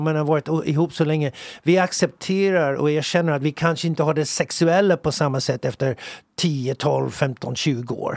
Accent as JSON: {"language": "Swedish", "region": "England", "country": "United Kingdom", "tie": "born or raised there", "moved": "yes", "lives_now": "Sweden", "said": "den kristendomen som jag växte upp med i England"}